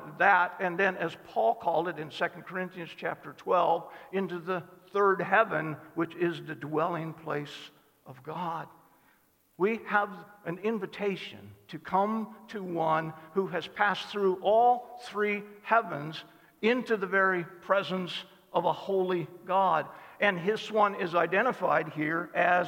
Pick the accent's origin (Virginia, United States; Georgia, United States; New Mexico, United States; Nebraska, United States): Nebraska, United States; Cozad; also born or lived in South Dakota; we moved from South Dakota to Cozad